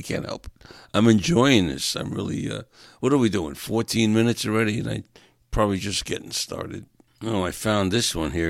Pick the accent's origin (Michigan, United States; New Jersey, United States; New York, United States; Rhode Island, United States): New York, United States; moved away; I'm from New York and still a Giants fan, still a Jets fan